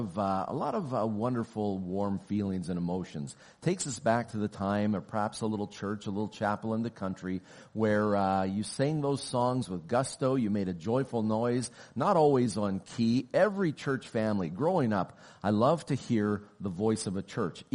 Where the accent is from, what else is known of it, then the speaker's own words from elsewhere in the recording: Oklahoma, United States; now in Canada; I was born and raised in Oklahoma